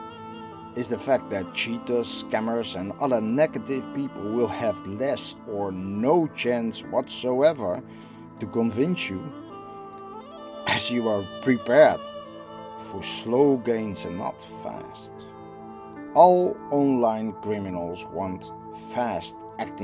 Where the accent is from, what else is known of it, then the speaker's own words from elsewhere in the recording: Netherlands; I am from the Netherlands